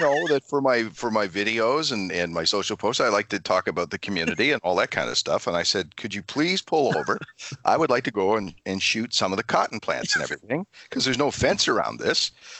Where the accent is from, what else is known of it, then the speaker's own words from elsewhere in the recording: Canada; I'm Canadian from up here.